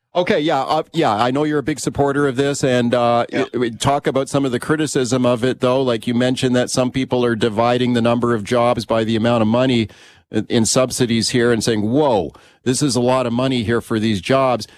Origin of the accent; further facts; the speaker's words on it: Canada; we're all Canadian taxpayers